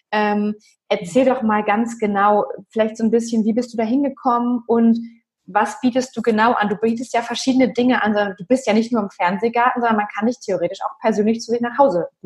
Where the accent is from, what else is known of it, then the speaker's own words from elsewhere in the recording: Lower Saxony, Germany; Ich bin in Friesland aufgewachsen